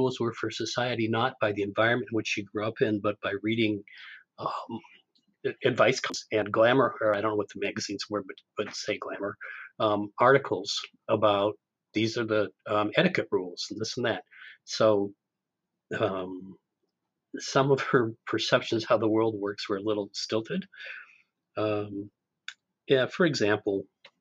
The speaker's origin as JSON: {"language": "English", "region": "Southern Oregon", "country": "United States", "tie": "born or raised there", "also_born_or_lived": "Hawaii / California", "moved": "yes", "lives_now": "Sunnyvale, United States", "said": "I grew up in Southern Oregon and with time in Hawaii, so I identify with all of that. But I've lived in California for a few decades now."}